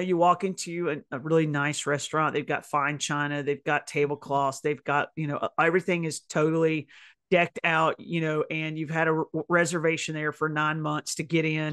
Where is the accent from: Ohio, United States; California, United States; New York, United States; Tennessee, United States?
Tennessee, United States; I'm from Tennessee